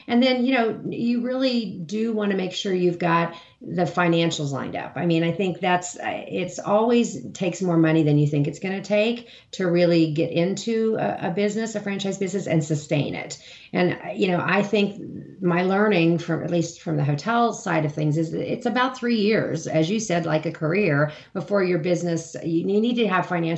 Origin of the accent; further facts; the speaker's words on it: Hutchinson, Kansas, United States; moved away; my hometown of Hutchinson, Kansas